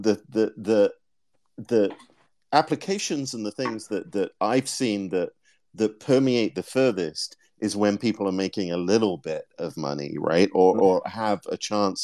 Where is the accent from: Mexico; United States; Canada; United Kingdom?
United Kingdom; I'm British